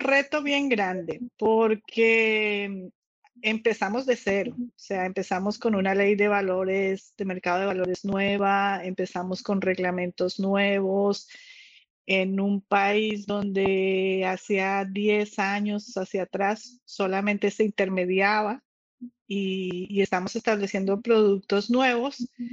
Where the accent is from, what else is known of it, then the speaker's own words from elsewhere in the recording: Dominican Republic; al nivel de nosotros como República Dominicana o como país tercermundista